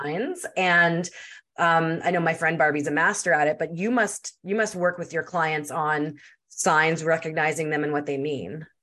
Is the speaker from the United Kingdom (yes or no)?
no; Canada; I'm Canadian.